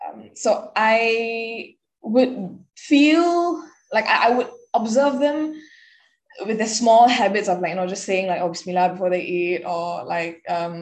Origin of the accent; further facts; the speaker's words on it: Singapore; accent: Singlish; Born and raised in Singapore, like bred Singaporean bred through and through. I dropped my Singlish bombs like here and there.